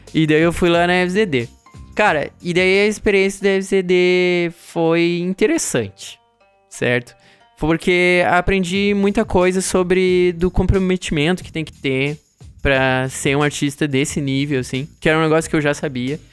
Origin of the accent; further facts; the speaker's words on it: Santa Maria, Rio Grande do Sul, Brazil; moved away as an adult; also born or lived in Singapore; eu saí de Santa Maria e fui pra Singapura